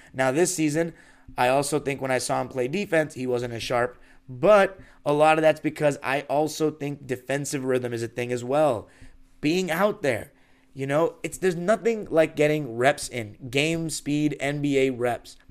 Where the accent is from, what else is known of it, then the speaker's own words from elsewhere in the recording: Los Angeles, California, United States; born and raised in Los Angeles.